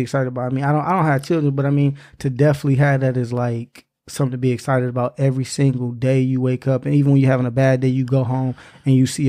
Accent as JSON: {"language": "English", "town": "Inkster", "region": "Michigan", "country": "United States", "tie": "born or raised there", "said": "my hometown, Inkster"}